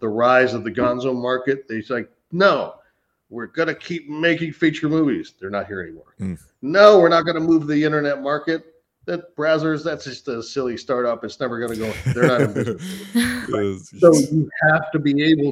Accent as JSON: {"language": "English", "region": "Northern California", "country": "United States", "moved": "yes", "said": "Northern California, where I'm from"}